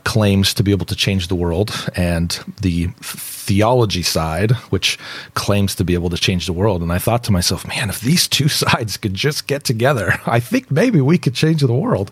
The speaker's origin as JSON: {"language": "English", "region": "West Coast", "country": "United States", "tie": "born or raised there", "moved": "as an adult", "said": "I grew up on the West Coast. Uh, my dad taught at Biola University"}